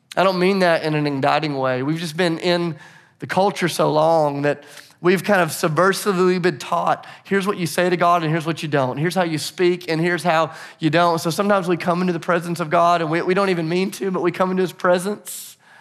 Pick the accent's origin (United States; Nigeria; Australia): United States; Nashville, Tennessee; I'm from Nashville